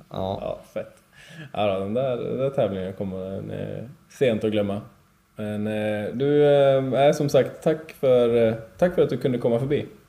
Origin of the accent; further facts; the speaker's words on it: Alfta, Gävleborg County, Sweden; Jag är ju från Alfta